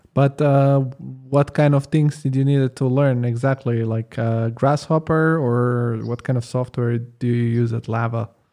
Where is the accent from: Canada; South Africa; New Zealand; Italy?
Italy; moved away as an adult; now in Germany; I grew up in Italy